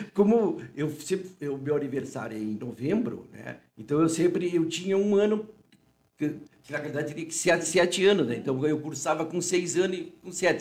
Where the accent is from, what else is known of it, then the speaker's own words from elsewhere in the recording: Uruguaiana, Rio Grande do Sul, Brazil; moved away as an adult; also born or lived in Rio de Janeiro; o meu pai e a minha mãe são daqui. Né? Eu sempre digo, eu nasci na Santa Casa, fiquei 27 anos